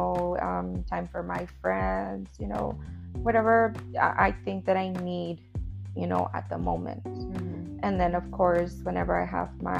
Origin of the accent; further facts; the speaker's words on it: Laredo, Texas, United States; moved away as an adult; now in San Antonio, United States; I was born and raised in Laredo.